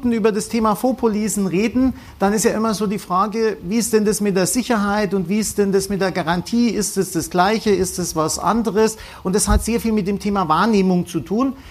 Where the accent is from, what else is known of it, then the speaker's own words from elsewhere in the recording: Bavaria, Germany; Wir kommen aus Franken, der Herr Merkel und ich, wir sind da romantisch veranlagt